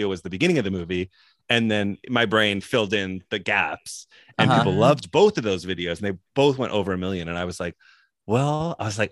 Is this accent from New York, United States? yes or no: yes; New York, United States; moved away as an adult; also born or lived in Los Angeles; now in North Carolina, United States; I'm from New York